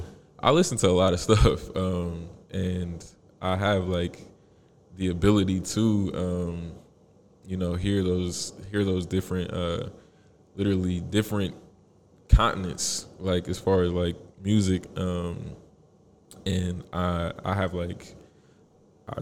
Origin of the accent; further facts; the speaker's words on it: Indianapolis, Indiana, United States; I was born in Indy, born and raised.